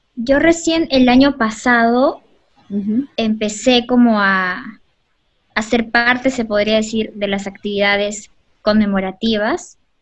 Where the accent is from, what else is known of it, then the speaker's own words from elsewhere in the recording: Peru; somos peruanos